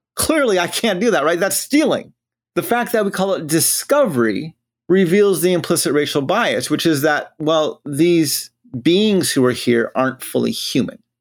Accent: Gallup, New Mexico, United States; moved away; also born or lived in Denver, Colorado / Navajo Nation; I grew up in the Southwest near Gallup, New Mexico, which is a border town to the Navajo Nation

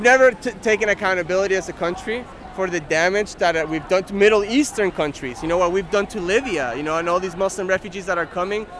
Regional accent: Argentina; now in United States; in my home country in Argentina

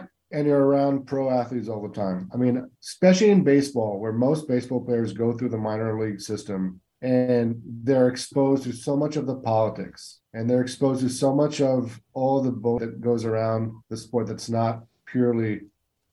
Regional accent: Israel; also born or lived in West Coast, United States; now in East Coast, United States; as an Israeli who was born and raised in Israel

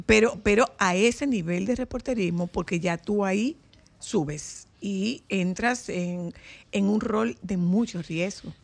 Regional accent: Nagua, María Trinidad Sánchez, Dominican Republic; now in Santo Domingo, Dominican Republic; yo era la muchachita de Nagua que habla bonito

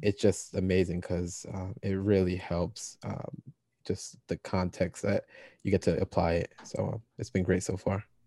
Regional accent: Ewing, New Jersey, United States; also born or lived in Trenton, New Jersey; I was born in Trenton, uh, when I started grade school, uh, so I did preschool in Trenton, then started kindergarten

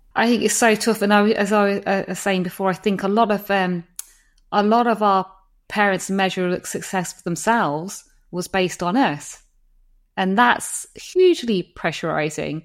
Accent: United Kingdom; I'm British

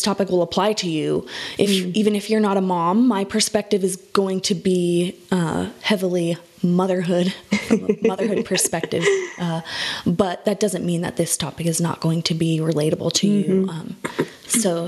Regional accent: Phoenix, Arizona, United States; I was born and raised in Phoenix, Arizona

